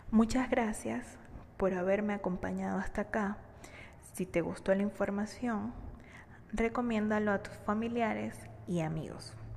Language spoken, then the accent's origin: Spanish; Venezuela; Soy economista, venezolana y completamente enamorada de mi país